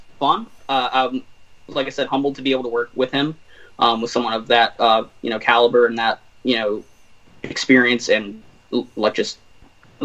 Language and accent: English; Virginia, United States; We're both from Virginia.